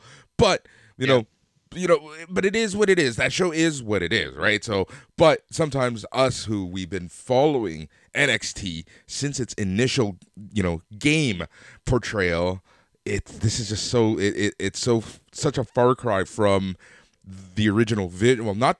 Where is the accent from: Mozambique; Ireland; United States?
United States; I went a little early because I am American. I have been following the U.S. national team for a lot of years, many years.